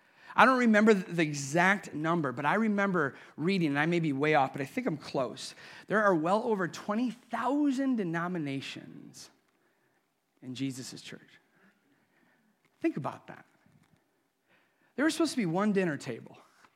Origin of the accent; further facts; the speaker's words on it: Sandusky, Ohio, United States; I remember as a little boy, now I grew up and live in Sandusky, still do, but I lived in the Perkins side of Sandusky.